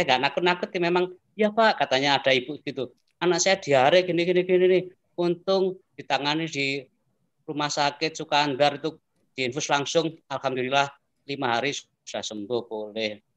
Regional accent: Delanggu, Central Java, Indonesia; saya kan pendatang dari Ndelanggu ditugaskan Pak Bupati Ahmadi di sini

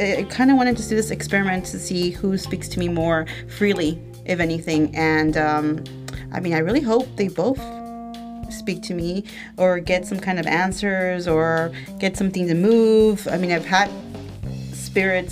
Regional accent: the Valley, South Texas, United States; I'm from the Valley, of course. Okay. Like, we are South Texas. Pudo Pinche 956

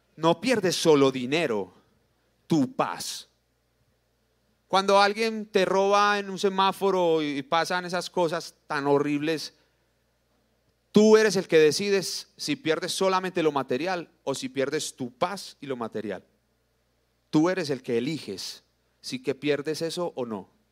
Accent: Colombia; somos colombianos

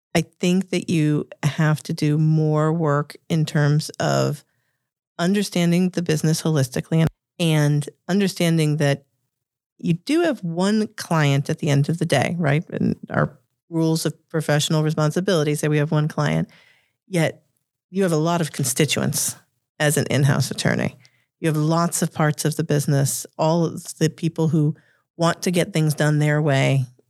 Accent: Revere, Massachusetts, United States; accent: Boston; I grew up in the shadows of Harvard in a uh, oh my gosh, my Boston accent just came out there in a in, in a blue collar suburb of Massachusetts called Revere

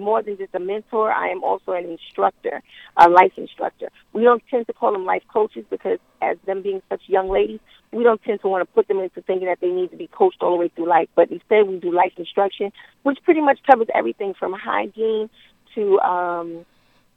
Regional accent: New York City, New York, United States; I'm from Queensbridge, so we got a little bit of everything. And I'm a native New Yorker

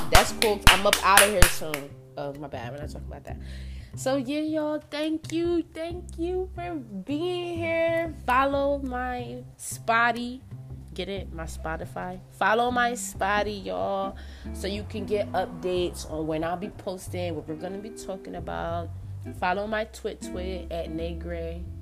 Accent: New Jersey, United States; now in Albuquerque, United States; I've lived in Jersey, y'all, right? That's where I came from. I came to Albuquerque from Jersey, period.

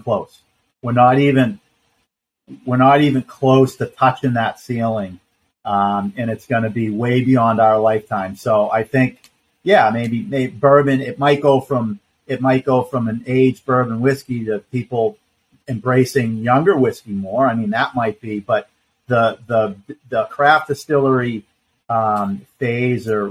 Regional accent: Boston, Massachusetts, United States; also born or lived in Vermont; now in Vero Beach, United States; I'm from Boston originally

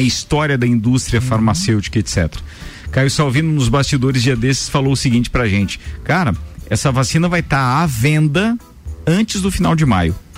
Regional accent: Brazil

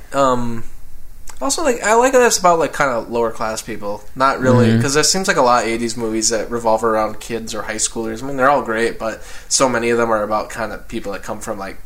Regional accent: Floodwood, Minnesota, United States; born or raised there

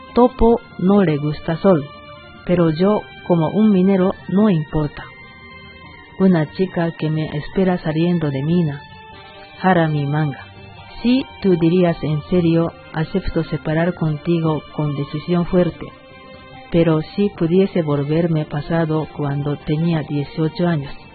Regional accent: Fukuoka, Japan; Spanish is a second language; moved away as an adult; now in Bolivia; Letra expresa su vida cotidiana en Prefectura Fukuoka, que es mi tierra natal

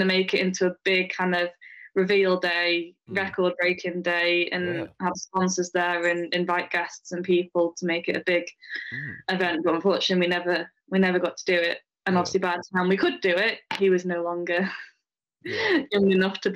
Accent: Wigan, North West England, United Kingdom; moved away; also born or lived in Tarporley; I was actually born in Wigan, in Lancashire

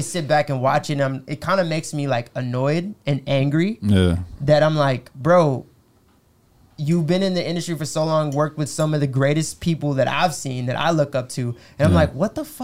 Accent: United States; I'm American

